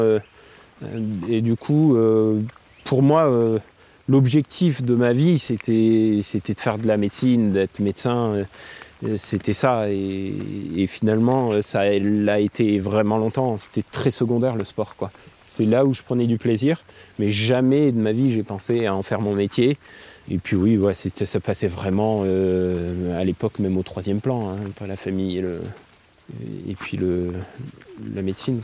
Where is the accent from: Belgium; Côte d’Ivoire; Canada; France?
France; Gap, Provence-Alpes-Côte d'Azur; moved away as an adult; now in Annecy, France; j'ai grandi à Gap